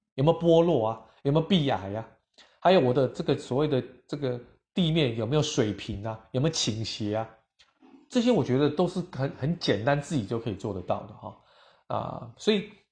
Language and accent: Chinese; Taiwan; 我们台湾人都非常有礼貌